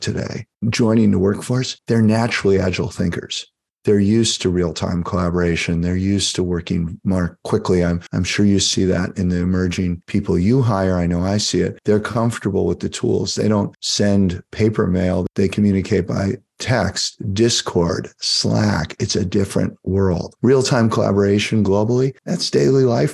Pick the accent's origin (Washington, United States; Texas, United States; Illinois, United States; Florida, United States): Illinois, United States; Chicago; also born or lived in Des Plaines, Illinois; I grew up in Chicago. I went to Chicago Public Schools. I went to high school in Des Plaines, Illinois